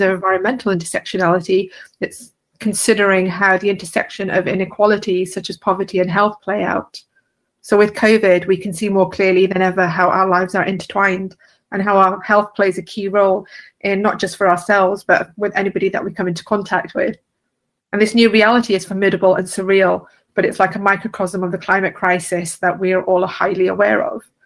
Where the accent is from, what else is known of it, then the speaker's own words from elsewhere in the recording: London, United Kingdom; I'm from London in the UK